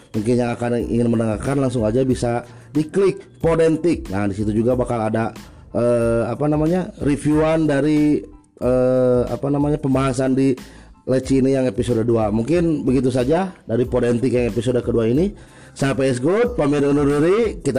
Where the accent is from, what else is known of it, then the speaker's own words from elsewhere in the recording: Cianjur, West Java, Indonesia; jangan ngerusak citra kita orang Cianjur gitu dengan kelakuan kalian masa kita dari kota santri